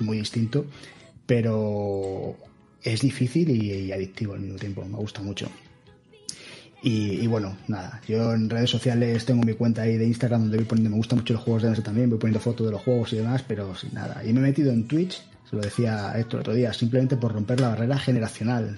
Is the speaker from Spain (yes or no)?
yes; Seville, Andalusia, Spain; moved away as an adult; also born or lived in Cádiz; now in Madrid, Spain; nací en Cádiz, se os puedo decir que soy de Sevilla, aunque no, no parezca y me vine a Madrid cuando acabé la universidad